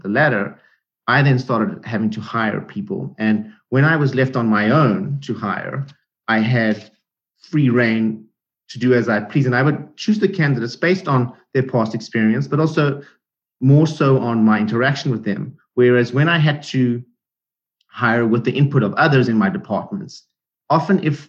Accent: South Africa; moved away as an adult; I am an immigrant. I came from South Africa 10 years ago

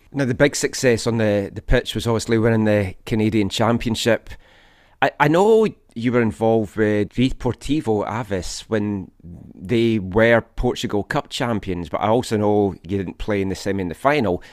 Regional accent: Scotland, United Kingdom; moved away; I'm Scottish

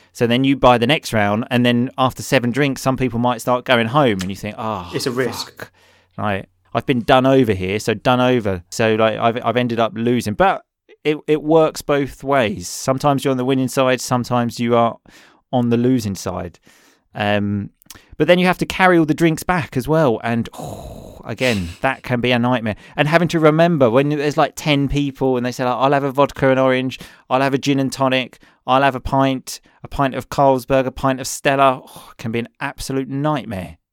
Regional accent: Essex, East of England, United Kingdom; accent: Essex; my Essex accent

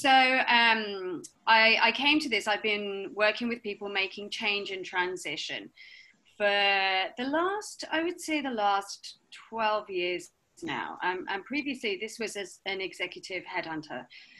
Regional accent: Sheffield, Yorkshire and the Humber, United Kingdom; accent: slightly southern; now in Hong Kong; So, yes, I'm British. I've got a slightly southern accent. I have come from the south, but my home is really in Sheffield. So if I start talking to people from the north, then I start getting my northern twang back. I've been in Hong Kong for 5 years.

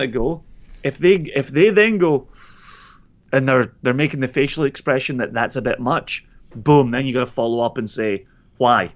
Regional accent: Scotland, United Kingdom; my Scottish legitimacy

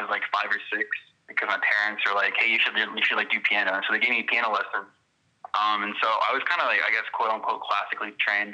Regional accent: Fort Worth, Texas, United States; I'm from Fort Worth, Texas

